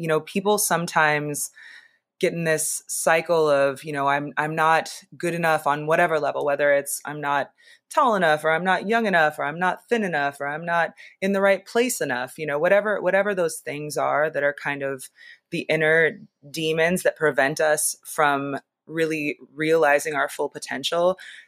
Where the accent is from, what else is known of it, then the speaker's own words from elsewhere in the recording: Seattle, Washington, United States; also born or lived in Los Angeles / Las Vegas / Philadelphia / New York; now in Boston, United States; I grew up in Seattle. I lived in LA for a long time. I'm recently relocated from Vegas to Boston. I've also lived in Philly and New York and Baltimore.